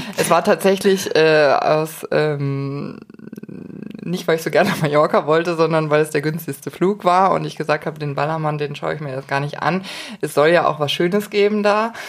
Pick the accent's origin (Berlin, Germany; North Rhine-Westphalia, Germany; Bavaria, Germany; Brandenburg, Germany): Bavaria, Germany; Munich; als Münchner